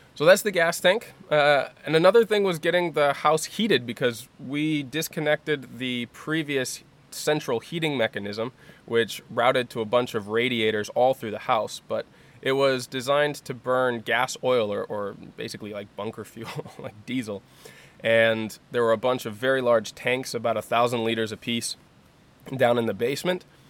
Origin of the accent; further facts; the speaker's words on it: United States; moved away as an adult; growing up in the United States